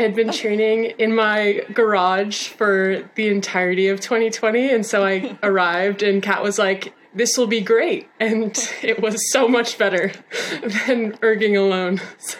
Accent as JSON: {"language": "English", "town": "Lyme", "region": "Connecticut", "country": "United States", "said": "I am from Lyme, Connecticut."}